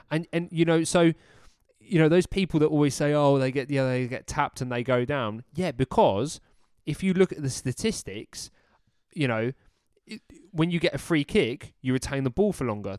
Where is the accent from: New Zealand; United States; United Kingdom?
United Kingdom; us as British males